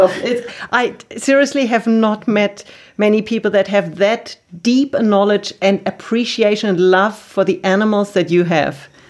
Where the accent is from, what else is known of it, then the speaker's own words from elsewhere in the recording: Germany; I'm from Germany